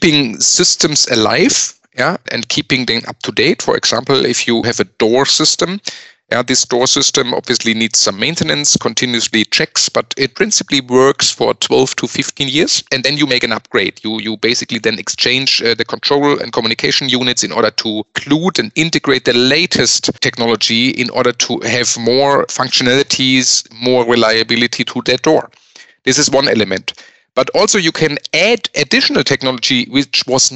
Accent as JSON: {"language": "English", "town": "Speyer", "region": "Rhineland-Palatinate", "country": "Germany", "also_born_or_lived": "Melbourne, Australia", "moved": "as an adult", "lives_now": "Munich, Germany", "said": "originally, I'm from northwestern Germany, from the city of Speyer"}